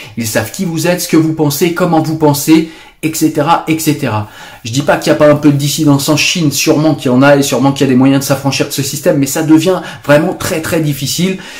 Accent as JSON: {"language": "French", "country": "France", "said": "chez nous en France"}